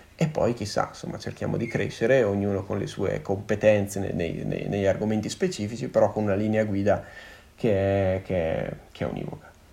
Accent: Panchià, Trentino-Alto Adige, Italy; sono di Panchia

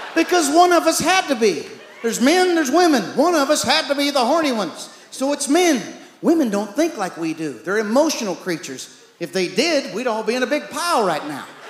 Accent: East Texas, United States; I had three sisters growing up in East Texas

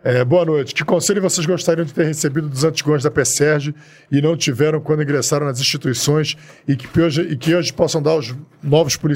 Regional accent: Rio de Janeiro, Brazil; a gente criado em Copacabana

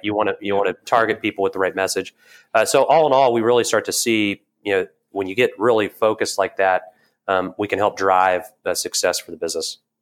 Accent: Evansville, Indiana, United States; I'm from Southern Indiana, a small town called Evansville

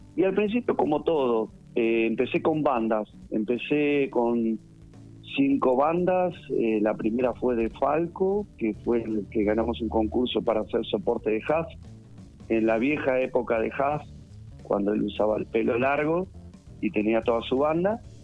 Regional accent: Pigüé, Buenos Aires Province, Argentina; Nacido y criado en Pigüé

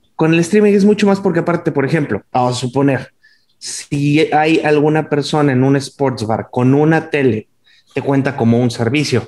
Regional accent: Monterrey, Nuevo León, Mexico; now in Riviera Maya, Mexico; yo soy el …

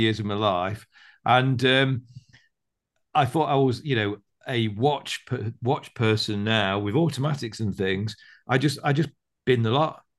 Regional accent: United Kingdom; I'm British

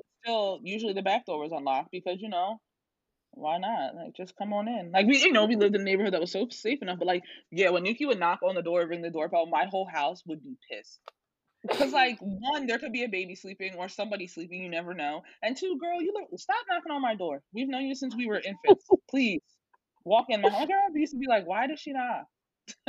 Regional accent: Norristown, Pennsylvania, United States; I'm from Norristown. I went away for school. I came back

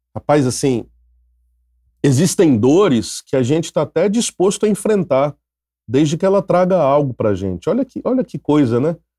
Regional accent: Minas Gerais, Brazil; moved away as an adult; now in Rio de Janeiro, Brazil; sou mineiro, é, mineiroca, né? Mineiro, mas que moro no Rio há 22 anos

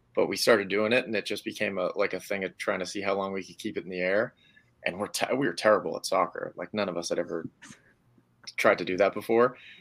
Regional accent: Hudson, Massachusetts, United States; I grew up in Hudson

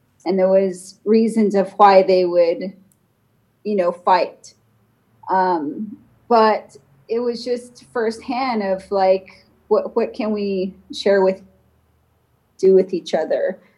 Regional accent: Southwest, United States; from the Diné Nation, Navajo Nation.

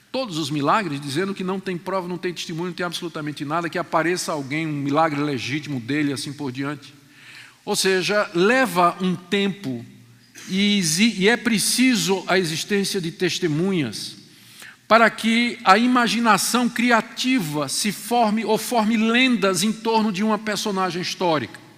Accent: Pernambuco, Brazil; also born or lived in João Pessoa / Crato / Juazeiro; Eu sou nordestino, nasci em João Pessoa, na Paraíba, me criei em Pernambuco, passei um tempo no Ceará, e no Ceará eu morei no Crato e no Juazeiro

